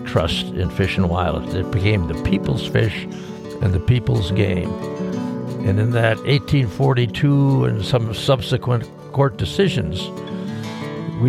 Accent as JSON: {"language": "English", "town": "Sheboygan", "region": "Wisconsin", "country": "United States", "tie": "born or raised there", "also_born_or_lived": "Bozeman, Montana", "moved": "as an adult", "lives_now": "Helena, United States", "said": "I was born in Sheboygan, Wisconsin, and I got recruited to come to Bozeman to go to school"}